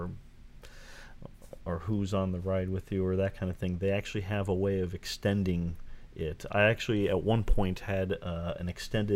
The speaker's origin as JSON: {"language": "English", "region": "Southern California", "country": "United States", "tie": "born or raised there", "said": "I grew up in Southern California, I mean, Disneyland is my home park"}